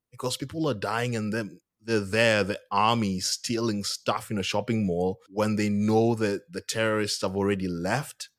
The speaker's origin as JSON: {"language": "English", "country": "Kenya", "moved": "as an adult", "lives_now": "Australia", "said": "I'm from Kenya"}